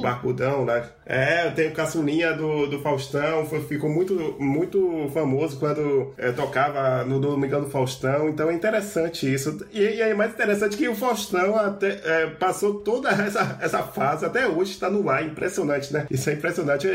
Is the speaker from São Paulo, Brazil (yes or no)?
no; Salvador, Bahia, Brazil; eu sou aqui de Salvador